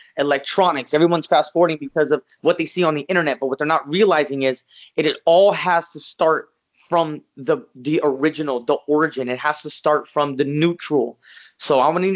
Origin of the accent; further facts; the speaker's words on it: Las Vegas, Nevada, United States; I was born and raised in Las Vegas, Nevada